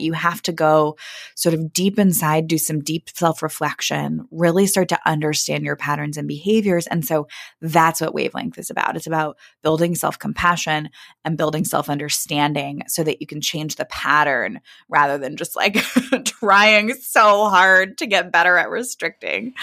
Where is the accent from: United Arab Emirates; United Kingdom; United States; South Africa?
United States; Kansas City, Missouri; now in Brooklyn, United States; I grew up in Kansas City, Missouri.